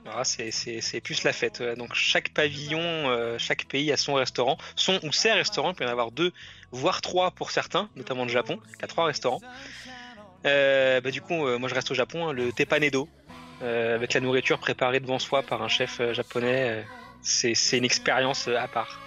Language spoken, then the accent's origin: French; France; le Rainforest Café qu'on a chez nous à Disneyland Paris